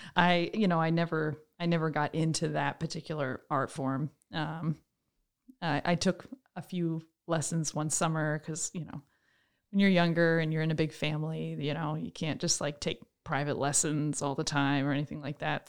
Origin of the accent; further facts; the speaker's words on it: Troy, New York, United States; I am originally from Troy, New York. I grew up in a big family